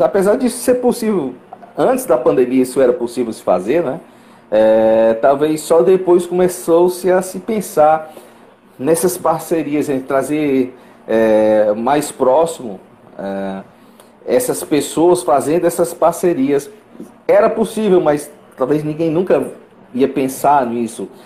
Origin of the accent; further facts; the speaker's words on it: Fortaleza, Ceará, Brazil; sou eu de Fortaleza